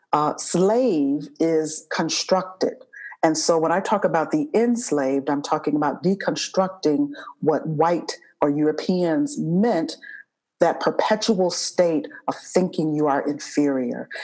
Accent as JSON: {"language": "English", "country": "United States", "tie": "born or raised there", "said": "my ancestors are from Africa and that I was born in America"}